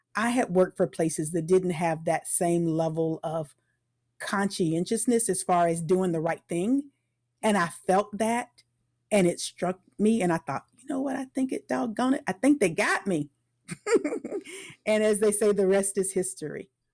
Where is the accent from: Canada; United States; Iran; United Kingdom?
United States; Tampa, Florida; also born or lived in Orlando, Florida / Atlanta, Georgia / Macon, Georgia; I was born in Tampa, Florida. So, I'm a native Floridian